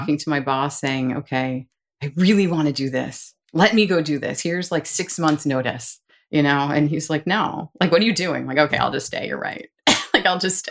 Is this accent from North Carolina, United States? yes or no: no; New York, United States; moved away as an adult; also born or lived in Boston / Washington, D.C.; now in Austin, United States; I'm from New York and wanted to work in New York